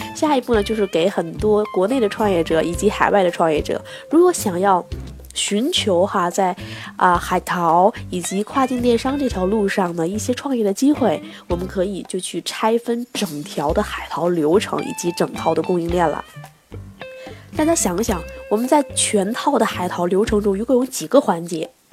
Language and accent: Chinese; China; 我们中国人